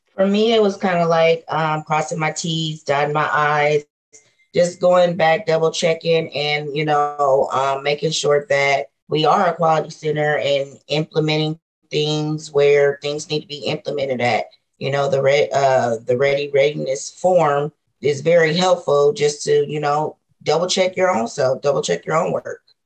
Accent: Omaha, Nebraska, United States; i'm from omaha nebraska

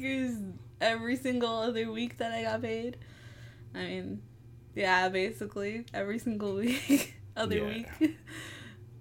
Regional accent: Worcester, Massachusetts, United States; I'm from Worcester, Massachusetts

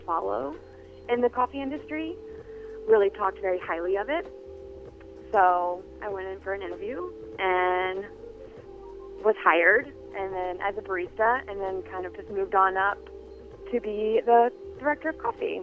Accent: New Orleans, Louisiana, United States; also born or lived in Connecticut; now in Minneapolis, United States; I came to Minneapolis about a year ago and via Connecticut, but I'm from New Orleans. I'm from Louisiana

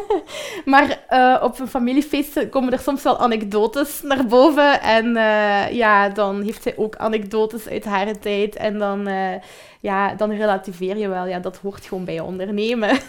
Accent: Belgium; we zijn typische Belgen ook

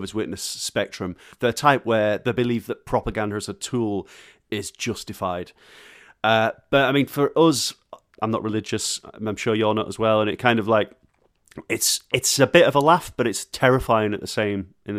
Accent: Barnsley, Yorkshire and the Humber, United Kingdom; accent: Barnsley; moved away; I've clearly just come back from Barnsley and I've got my Barnsley accent on

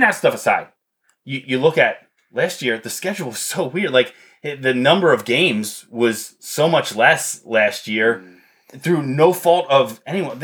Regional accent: Columbia, Pennsylvania, United States; I grew up in Columbia. There's 2,000 people

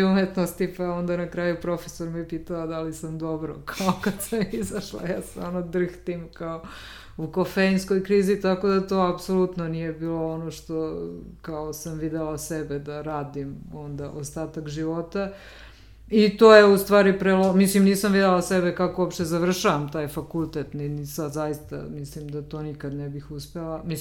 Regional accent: Apatin, Vojvodina, Serbia; moved away as an adult; now in Belgrade, Serbia; dolazim iz Apatina i onda kao sama ta i završila sam gimnaziju

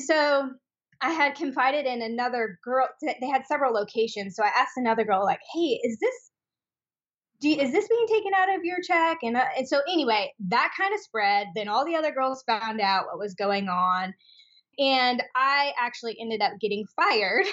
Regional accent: Spokane, Washington, United States; moved away as an adult; now in Austin, United States; I am from Spokane, Washington.

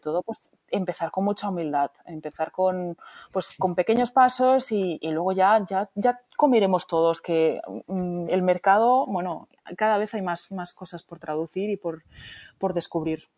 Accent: Barcelona, Catalonia, Spain; moved away; yo soy de origen polaco, pero crecida en Barcelona, eh, mm. donde somos bilingües porque hablamos español y catalán. Y mm. encima, pues en casa en polaco

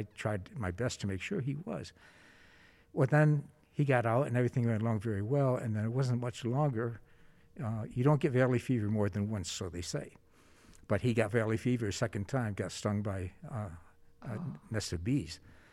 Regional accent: New York, United States; moved away as an adult; now in Arizona, United States; I grew up in New York State and decided to go into ministry

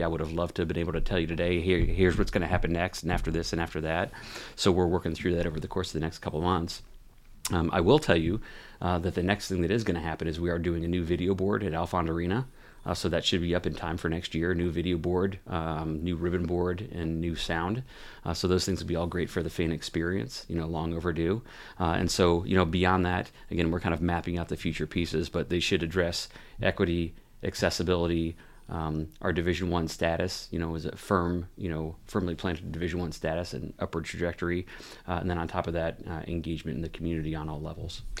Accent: Oxford, Ohio, United States; moved away as an adult; also born or lived in Mishawaka, Indiana; now in Maine, United States; I grew up where I just moved from, which is Oxford, Ohio. That was where most of my childhood was, is from

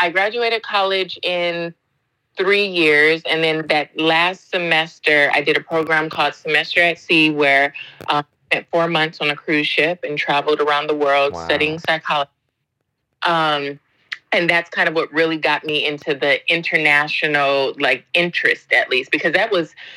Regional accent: Southern California, United States; moved away as an adult; also born or lived in Spain / England; now in Japan; I'm from California, originally from Southern California. So grew up there

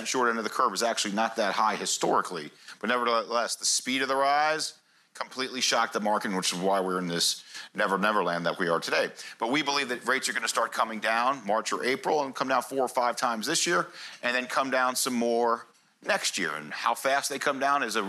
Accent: United States; as an American

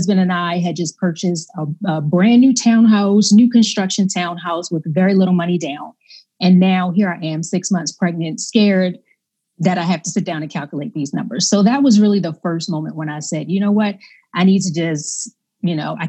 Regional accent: Baltimore, Maryland, United States; I grew up in Baltimore, Maryland, kind of inner city

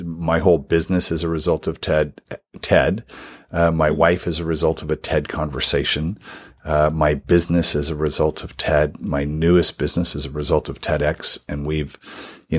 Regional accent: Southern California, United States; I'm Southern Californian

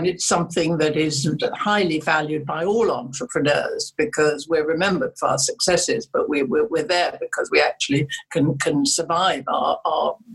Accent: England, United Kingdom; also born or lived in Germany; I was very lucky in my foster parents, who brought me up as they would their own children. And I am more English than the English

